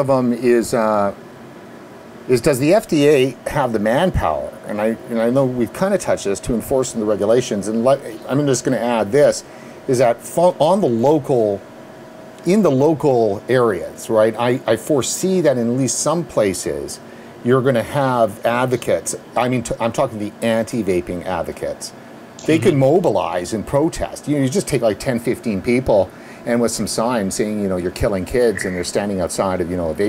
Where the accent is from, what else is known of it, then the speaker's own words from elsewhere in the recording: Canada; as a Canadian